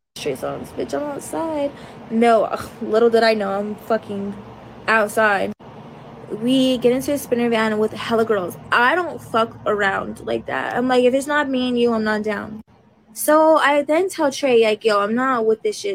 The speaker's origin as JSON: {"language": "English", "town": "Denver", "region": "Colorado", "country": "United States", "said": "I'm from Denver"}